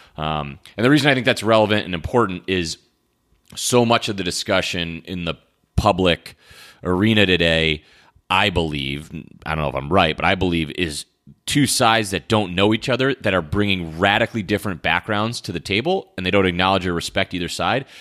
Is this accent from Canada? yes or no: no; Connecticut, United States; I grew up in Connecticut